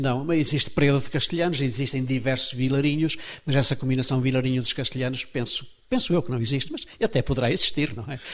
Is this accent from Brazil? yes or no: no; Trás-os-Montes, Portugal; eu próprio sou transmontano, toda a minha gente era transmontana, portanto sou um transmontano de muitas gerações